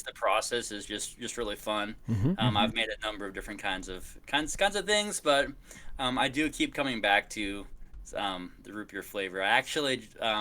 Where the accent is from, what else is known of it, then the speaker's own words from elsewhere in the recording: Kansas City, United States; also born or lived in Boston / Washington, D.C.; now in Austin, United States; Grew up in Kansas City, then spent some time in Boston, Washington, D.C.